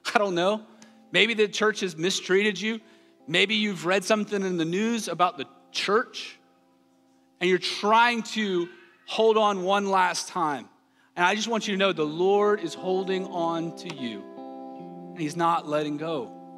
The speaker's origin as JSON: {"language": "English", "region": "the South", "country": "United States", "tie": "born or raised there", "said": "I grew up in the South"}